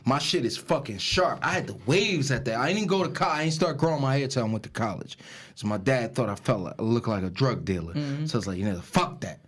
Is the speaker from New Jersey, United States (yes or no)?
yes; Newark, New Jersey, United States; also born or lived in East Orange; I grew up in Newark